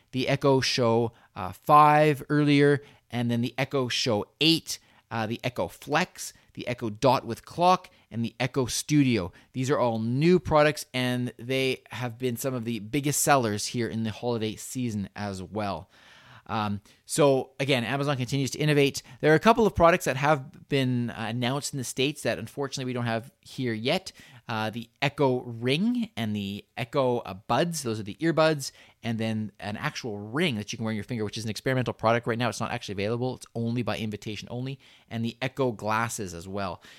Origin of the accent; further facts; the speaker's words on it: Canada; we are Canadian